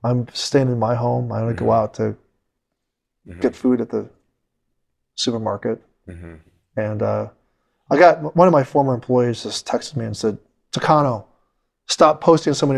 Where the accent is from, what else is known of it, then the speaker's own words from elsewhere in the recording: United States; I'm an American